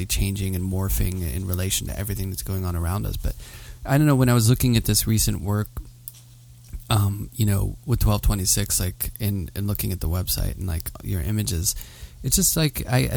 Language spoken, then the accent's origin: English; Pittsburgh, Pennsylvania, United States; moved away as an adult; also born or lived in New York; I'm from Pittsburgh.